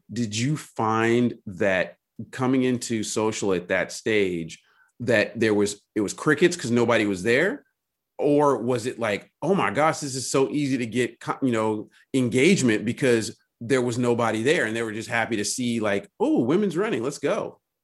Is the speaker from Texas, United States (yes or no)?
no; Berkeley, California, United States; I grew up in Berkeley